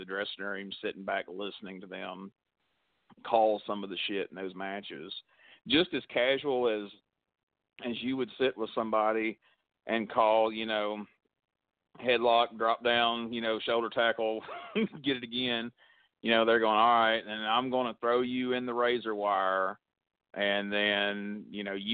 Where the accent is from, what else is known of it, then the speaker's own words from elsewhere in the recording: Coleman, United States; my hometown of Coleman